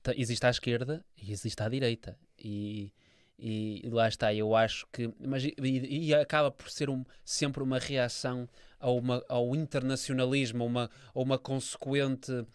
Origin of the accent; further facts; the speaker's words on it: Portugal; eu sou português